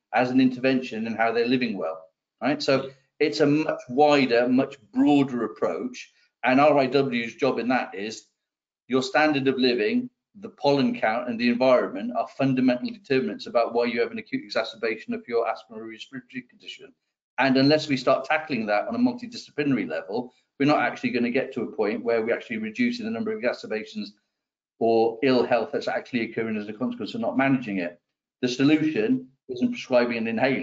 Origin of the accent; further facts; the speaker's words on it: Wales, United Kingdom; we're Welsh for a start.